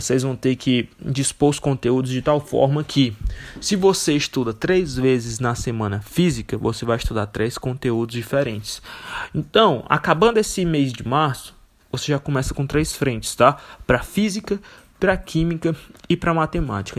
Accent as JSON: {"language": "Portuguese", "town": "Fortaleza", "region": "Ceará", "country": "Brazil", "said": "eu sou de Fortaleza."}